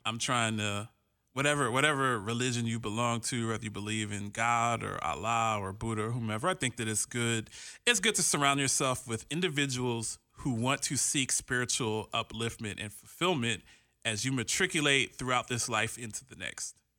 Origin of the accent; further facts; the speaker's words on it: Columbus, Ohio, United States; now in Phoenix, United States; I'm from Columbus, Ohio. I'm from the Midwest where they have cows and stuff